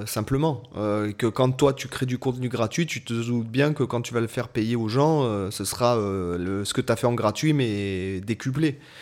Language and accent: French; Toulon, Provence-Alpes-Côte d'Azur, France; à la base, je suis de Toulon